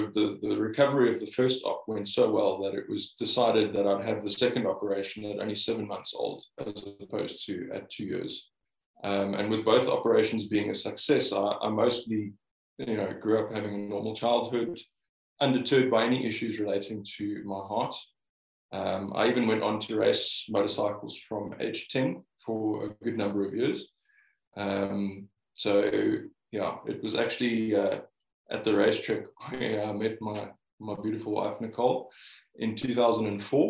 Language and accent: English; Cape Town, Western Cape, South Africa; also born or lived in United Kingdom; I was born and bred in Cape Town